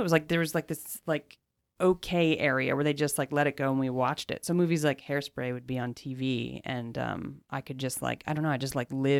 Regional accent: Bethlehem, Pennsylvania, United States; Bethlehem, Pennsylvania.

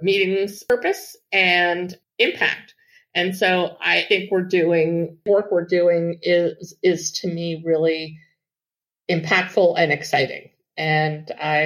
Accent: Washington, District of Columbia, United States; I grew up here in Washington, D.C.

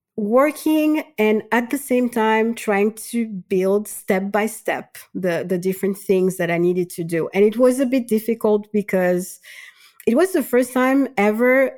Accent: Madagascar; moved away as an adult; also born or lived in Switzerland; now in France; I'm originally from Madagascar

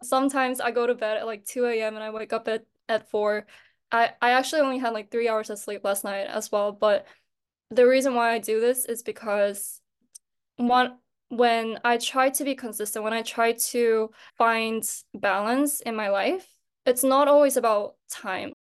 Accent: Japan; moved away as an adult; now in Seoul, South Korea; I was born and raised in Japan, but I am a Korean national

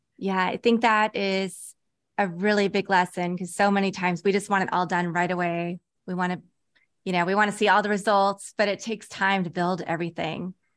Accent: Kansas, United States; I grew up in Kansas.

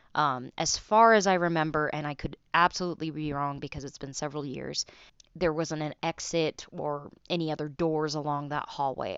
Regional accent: Salt Lake City, Utah, United States; I'm from Salt Lake City, Utah.

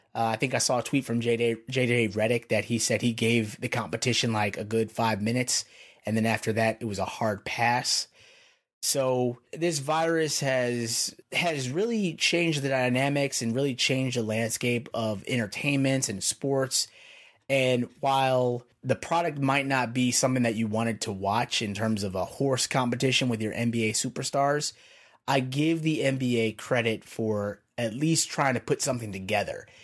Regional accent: Chicago, Illinois, United States; moved away as an adult; now in Pennsylvania, United States; I'm from Chicago originally, and I've been out in P A for, like, the last five years now

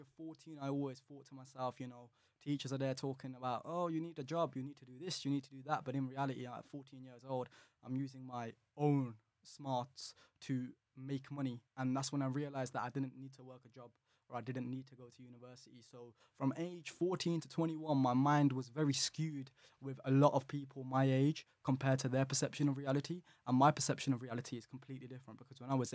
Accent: Birmingham, West Midlands, United Kingdom; I'm from Birmingham.

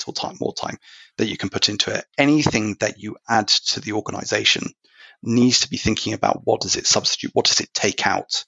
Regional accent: United Kingdom; accent: British; something you can tell from my accent

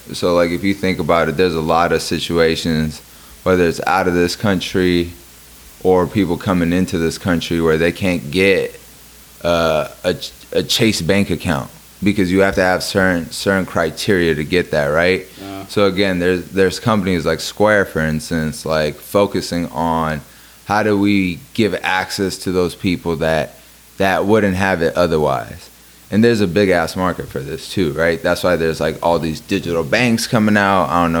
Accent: Iran; born there; because I was born in Iran and I didn't go into the army, I think they revoked that from me.

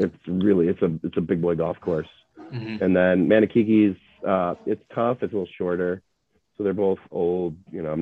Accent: Cleveland, Ohio, United States; one of the guys I played with knew my sister growing up in Cleveland

